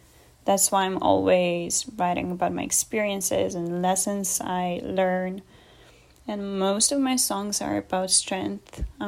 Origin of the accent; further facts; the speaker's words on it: Germany; born there; I'm an actor, singer, and classically trained pianist. I was born in Germany, but my mom is Russian and my father is from Canada.